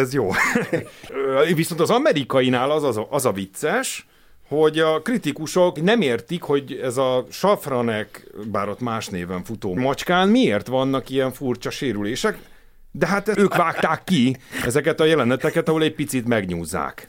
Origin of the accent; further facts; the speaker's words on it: Hungary; én magyarként